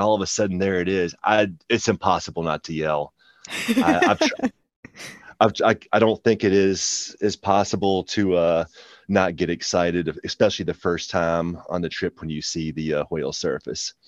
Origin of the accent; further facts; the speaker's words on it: Shenandoah Valley, Virginia, United States; now in Virginia Beach, United States; I grew up in the Shenandoah Valley